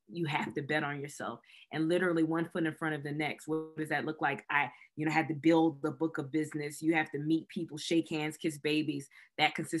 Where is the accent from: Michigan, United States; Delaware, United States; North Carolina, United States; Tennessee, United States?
North Carolina, United States; Raleigh; moved away as an adult; now in Atlanta, United States; I was born and raised in Raleigh, North Carolina.